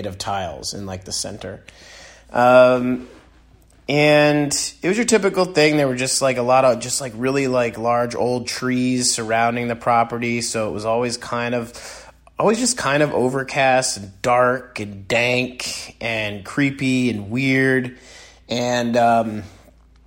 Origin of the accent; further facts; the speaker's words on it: East Haddam, Connecticut, United States; also born or lived in Norwich, Connecticut; I grew up in East Haddam /Mudus, Connecticut